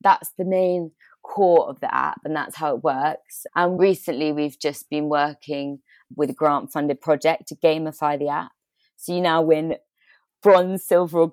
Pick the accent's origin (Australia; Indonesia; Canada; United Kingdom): United Kingdom; Bristol, South West England; I'm from England, Bristol, which is where I'm based at the moment.